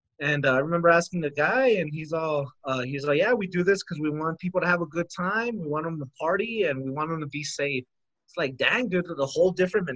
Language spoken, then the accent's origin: English; United States; We're American